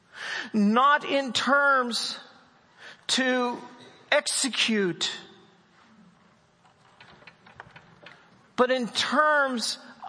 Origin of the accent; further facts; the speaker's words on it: West Virginia, United States; I'm from West Virginia.